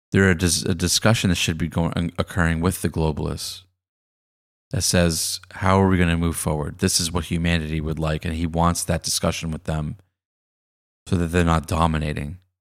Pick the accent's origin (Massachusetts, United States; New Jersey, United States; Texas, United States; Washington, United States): Massachusetts, United States; Boston; moved away as an adult; now in Los Angeles, United States; I was actually doing some student teaching in Boston, my hometown. It was a little bit before I moved to Los Angeles.